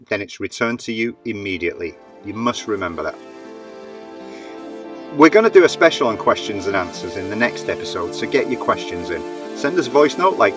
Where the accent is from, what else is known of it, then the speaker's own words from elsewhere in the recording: United Kingdom; now in Valencia, Spain; being British